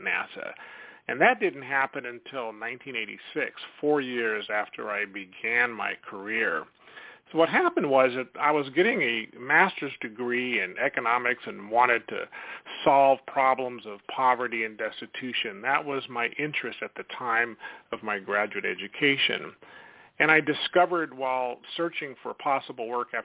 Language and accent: English; Sacramento, California, United States; I grew up in Sacramento.